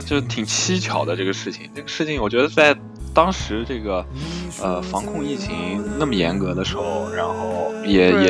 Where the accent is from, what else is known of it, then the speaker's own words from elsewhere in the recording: Urumqi, Xinjiang, China; 因为是我们的家乡，然后就是乌鲁木齐发生了这个疫情的事件。